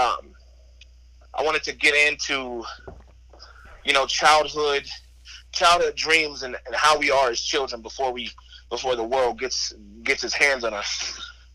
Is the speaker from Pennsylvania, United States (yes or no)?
yes; Pittsburgh, Pennsylvania, United States; moved away; also born or lived in California; I was born in Cali, but I spent a lot of my childhood years in Pittsburgh, on the East Coast.